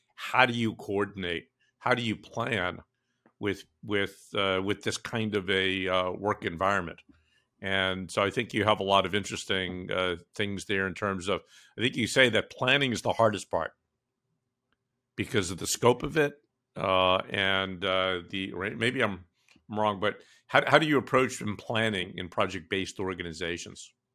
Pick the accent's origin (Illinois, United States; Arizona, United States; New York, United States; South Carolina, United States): New York, United States; I grew up in New York, in Brooklyn